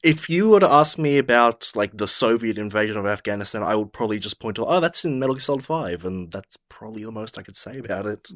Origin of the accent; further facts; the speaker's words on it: Australia; We're both from Australia